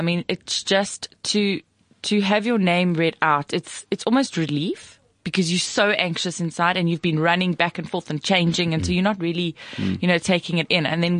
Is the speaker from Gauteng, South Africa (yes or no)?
yes; Pretoria, Gauteng, South Africa; I came from Pretoria East.